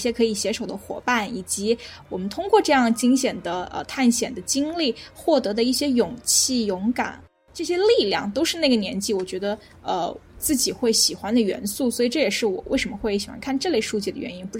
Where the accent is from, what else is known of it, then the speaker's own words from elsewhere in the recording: China; 我们作为中国人啊